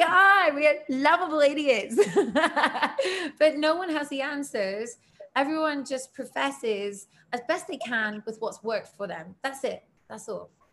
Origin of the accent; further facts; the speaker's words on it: United Kingdom; me as a as a British person